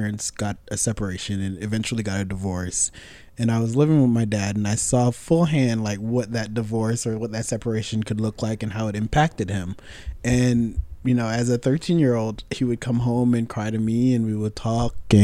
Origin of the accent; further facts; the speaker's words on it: Fort Lauderdale, Florida, United States; moved away as an adult; also born or lived in Jamaica; now in New York City, United States; I was born in Jamaica. I migrated to the States when I was about 9 and grew up in Fort Lauderdale, Florida